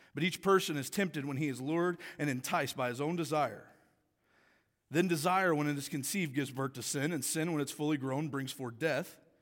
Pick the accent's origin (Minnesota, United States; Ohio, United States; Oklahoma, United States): Oklahoma, United States; Tulsa; moved away as an adult; now in Michigan, United States; I grew up in Tulsa, Oklahoma, played football all my life